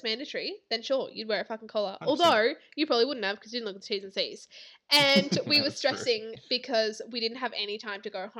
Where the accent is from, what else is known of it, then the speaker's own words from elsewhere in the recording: Victoria, Australia; now in Queensland, Australia; I'm from Vic.